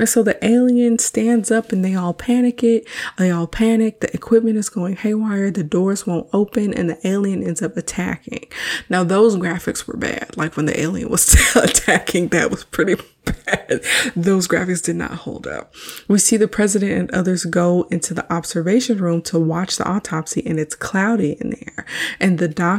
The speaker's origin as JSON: {"language": "English", "town": "Houston", "region": "Texas", "country": "United States", "tie": "born or raised there", "said": "Houston is my hometown."}